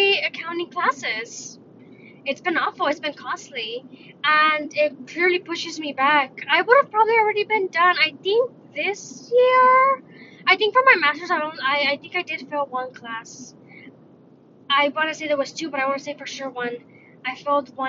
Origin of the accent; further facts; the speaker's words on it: United States; I'm Mexican. I was born in the States, so I'm Mexican-American